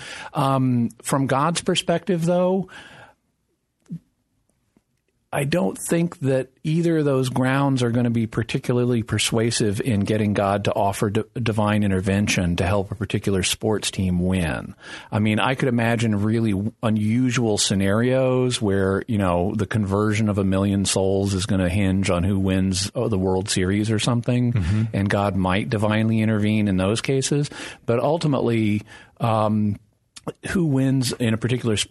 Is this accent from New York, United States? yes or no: no; Fayetteville, Arkansas, United States; I grew up in Fayetteville, Arkansas, which is the hometown of the Razorbacks.